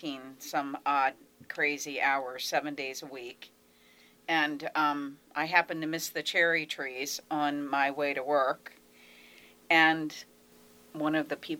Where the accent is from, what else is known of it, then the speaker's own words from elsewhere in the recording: Baltimore, Maryland, United States; I'm from Baltimore, and I live in the city